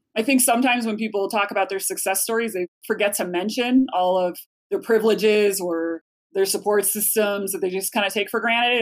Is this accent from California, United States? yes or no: no; Chicago, Illinois, United States; moved away as an adult; also born or lived in New York City; I'm from Chicago originally, went to college at Eastern Illinois University